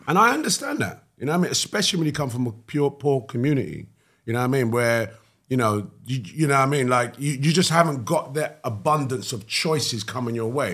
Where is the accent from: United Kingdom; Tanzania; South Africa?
United Kingdom; London; I grew up in East London. Hackney, Cannon Town.